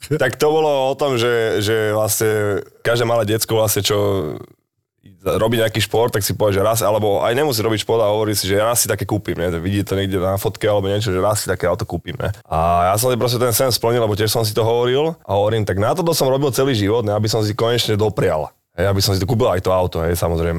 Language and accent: Slovak; Bratislava, Bratislava Region, Slovakia; my sme z Petržalky